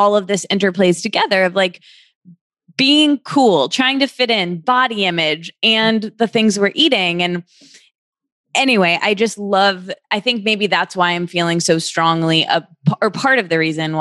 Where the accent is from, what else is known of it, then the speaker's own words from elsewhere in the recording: Michigan, United States; I'm from the Midwest. And where in the Midwest? I'm from Michigan.